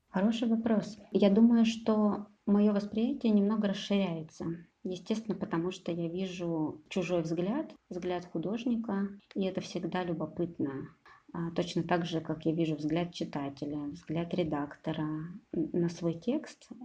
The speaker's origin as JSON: {"language": "Russian", "town": "Kropotkin", "country": "Russia", "tie": "born or raised there", "also_born_or_lived": "Novosibirsk", "moved": "yes", "said": "на своей родине, да, в поселке Кропоткин"}